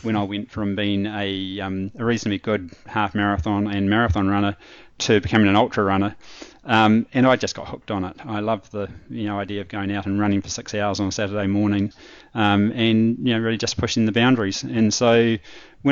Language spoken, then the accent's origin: English; Paraparaumu, Wellington, New Zealand; moved away as an adult; also born or lived in Lower Hutt, New Zealand; now in London, United Kingdom; I'm originally from Paraparam in New Zealand, born and bred in Paraparam